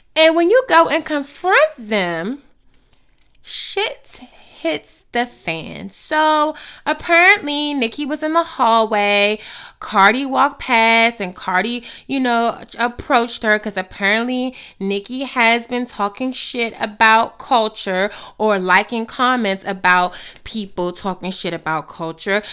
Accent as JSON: {"language": "English", "country": "United States", "said": "as the American people"}